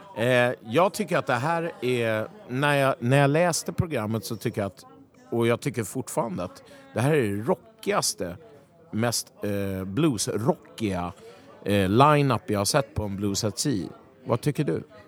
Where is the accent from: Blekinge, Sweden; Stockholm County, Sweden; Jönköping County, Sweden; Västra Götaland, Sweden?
Stockholm County, Sweden; Stockholm; jag kommer ifrån Vällingby.